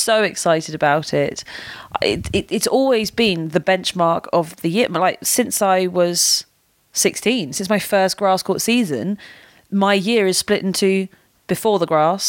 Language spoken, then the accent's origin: English; United Kingdom; being British